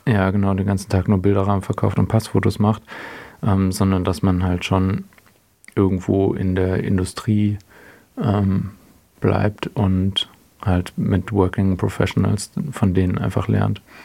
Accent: Herrenberg, Baden-Württemberg, Germany; moved away as an adult; also born or lived in Kiel; now in Hamburg, Germany; ich bin in einer kleineren Stadt in der Nähe von Stuttgart aufgewachsen

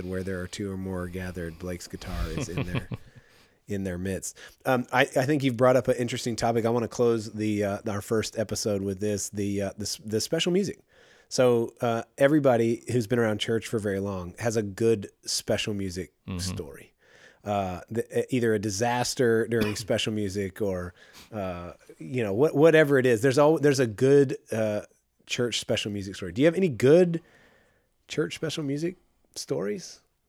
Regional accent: Midland, United States; And I remember the church I grew up in Midland

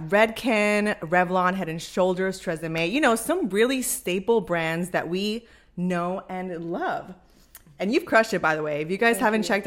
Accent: Puerto Rico; now in New York, United States; So by the way, we're both based in New York, but of course, as you can already tell, we're Latinas. Born and raised in Puerto Rico.

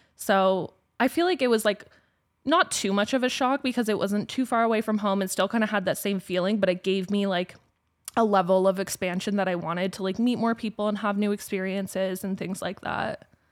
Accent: Orangeville, Ontario, Canada; moved away as an adult; also born or lived in Toronto; now in Calgary, Canada; this was how I was growing up in Orangeville

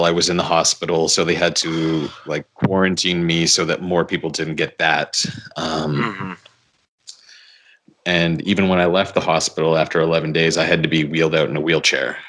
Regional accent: Victoria, British Columbia, Canada; my hometown of Victoria

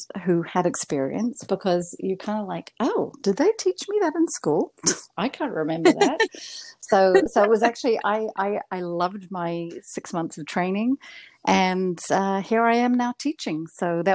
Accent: Invercargill, Southland, New Zealand; first language English; moved away as an adult; now in Montreal, Canada; my hometown, which was Invercargill in New Zealand.

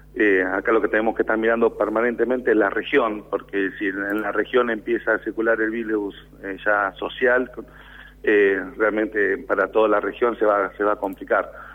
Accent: Buenos Aires Province, Argentina; nosotros también somos bonaerenses

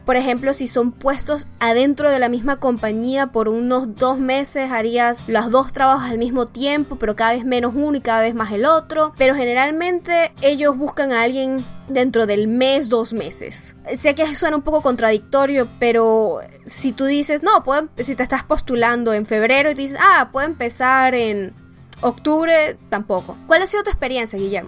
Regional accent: Mexico City, Mexico; soy de la Ciudad de México.

